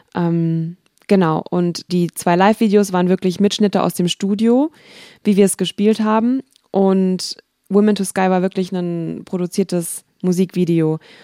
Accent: Wiesbaden, Hesse, Germany; denn ich komme ja aus Wiesbaden

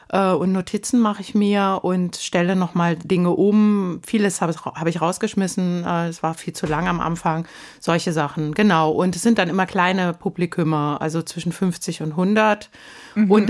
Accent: Baunatal, Hesse, Germany; in Kassel-Baunatal in der Stadthalle gespielt und habe wieder festgestellt, wie gern ich meine Heimat mag.

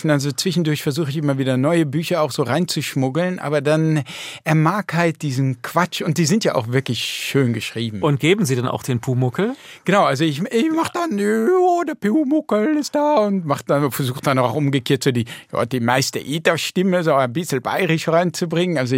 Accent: Netherlands; Mm, nein, das macht meine Frau, aber ich kann das schon als Holländer. Also die Pfannkuchen sind in Holland ja auch sehr beliebt.

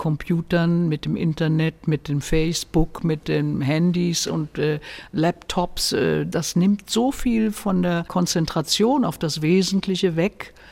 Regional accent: Berlin, Germany; born there; also born or lived in Bavaria; meine Heimat ist immer noch meine Geburtsstadt Berlin. Äh, ich fühle mich Berlin immer noch verbunden und Wurzeln geschlagen habe ich halt hier im Bayerischen.

